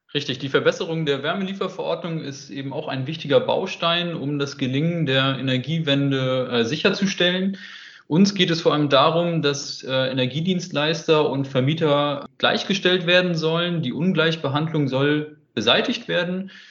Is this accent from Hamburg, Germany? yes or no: yes; Hamburg, Germany; moved away as an adult; now in Hanover, Germany; 27 Jahre alt, gebürtiger Hamburger und äh, wohne jetzt seit einiger Zeit in Hannover